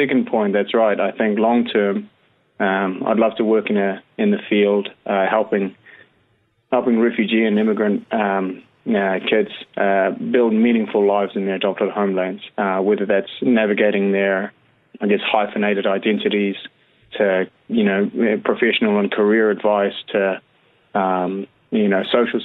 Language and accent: English; Christchurch, Canterbury, New Zealand; moved away as an adult; also born or lived in Wellington; I always say, Christchurch. Christchurch is home.